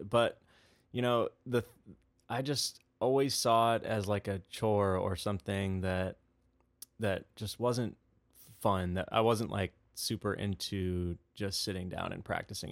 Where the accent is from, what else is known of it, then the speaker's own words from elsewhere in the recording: Webster Groves, Missouri, United States; also born or lived in Chicago, Illinois; we moved to Saint Louis, Missouri. and that's where I grew up